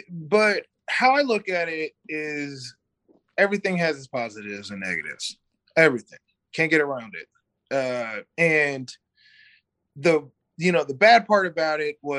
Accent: Missouri, United States; also born or lived in North Carolina; now in Sacramento, United States; So I come from like a small town in Missouri to like the hood.

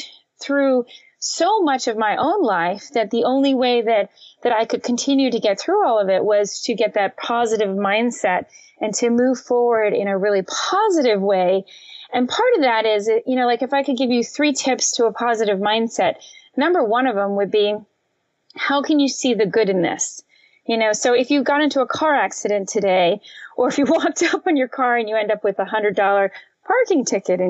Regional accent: Florida Keys, United States; We grew up in the Florida Keys

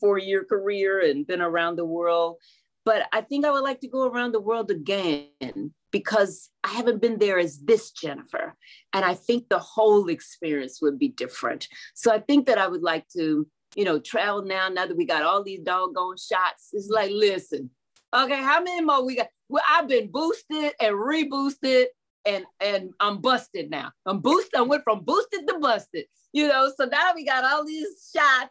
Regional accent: Houston, Texas, United States; I'm born and raised in Houston

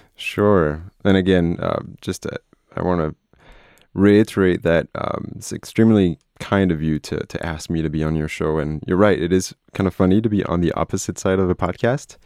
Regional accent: France; moved away as an adult; now in United States; I'm from France. I was born in France. Uh, my entire family is French

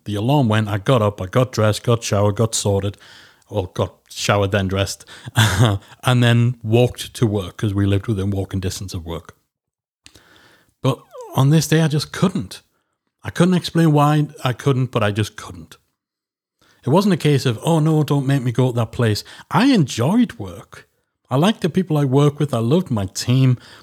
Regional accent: Geordie, North East England, United Kingdom; I'm a northerner. I'm a Geordie.

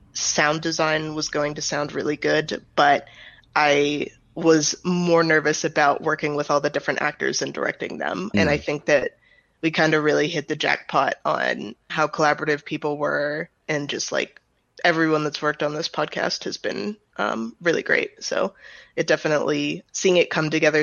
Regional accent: United States; as an American

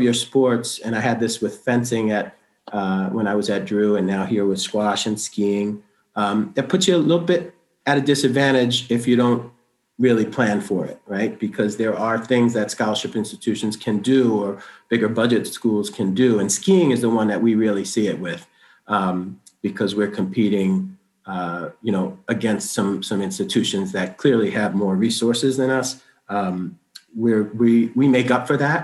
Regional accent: New York City, New York, United States; also born or lived in Madison, New Jersey; now in Lewiston, United States; I grew up in Brooklyn, New York.

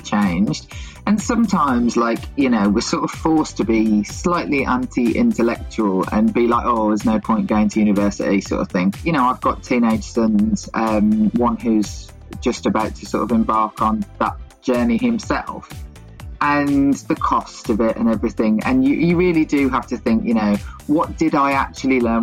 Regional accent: Birmingham, West Midlands, United Kingdom; also born or lived in Leeds; I'm from Birmingham

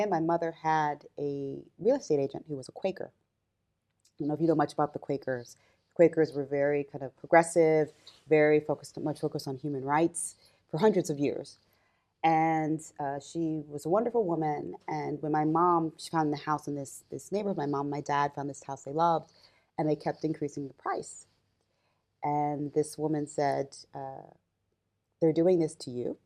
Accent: Mount Laurel, New Jersey, United States; also born or lived in Camden, New Jersey; I was born in Camden, New Jersey, but I moved into a town called Mount Laurel, New Jersey.

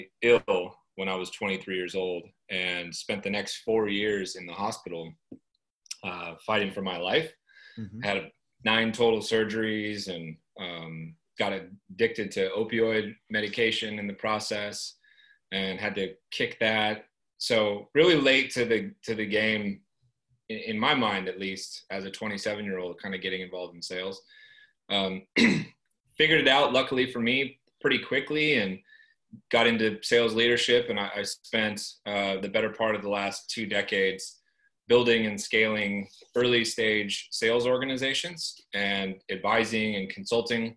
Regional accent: Northern California, United States; I grew up in Northern California in the US

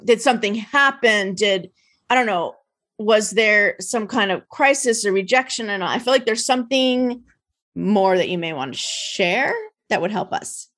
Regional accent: New Jersey, United States; I'm an East Coast gal. I grew up in New Jersey

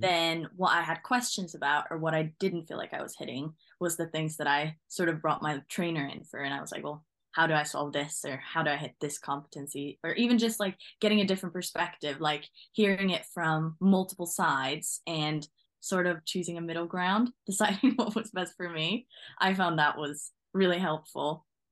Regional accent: Norway; moved away as an adult; now in England, United Kingdom; So originally, I come from Norway.

